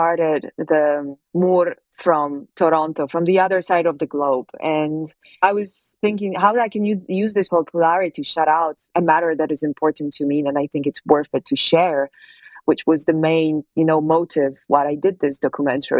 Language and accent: English; Poland; moved away as an adult; now in Italy; I was born in Poland and I left Poland when I was 19, but I live in Italy.